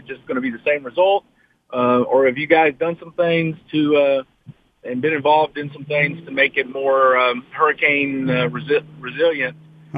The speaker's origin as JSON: {"language": "English", "region": "Kentucky", "country": "United States", "moved": "yes", "lives_now": "Warren, United States", "said": "I'm a transplant from Kentucky. So in case you wonder why I talk funny."}